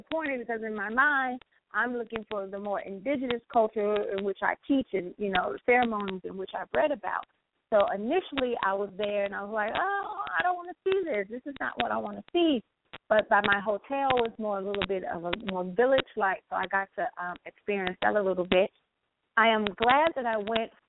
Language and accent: English; United States; an African woman who's born and raised in America